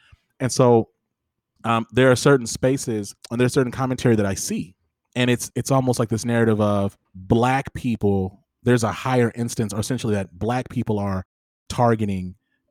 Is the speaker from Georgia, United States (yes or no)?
yes; Georgia, United States; now in Houston, United States; I just didn't grow up around a lot of East or South Asians, that was not my context, especially I was born in Georgia